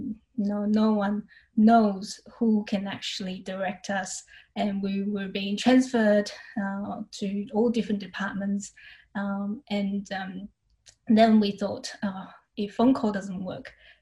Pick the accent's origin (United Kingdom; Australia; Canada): Australia; Brisbane, Queensland; I'm from Brisbane, Australia, and the state that Brisbane is in is Queensland